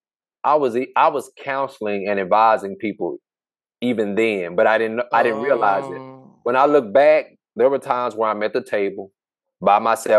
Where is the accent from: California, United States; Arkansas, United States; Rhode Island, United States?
Arkansas, United States; Hope; moved away as an adult; now in Dallas, United States; I'm from Hope, Arkansas, small town I grew up from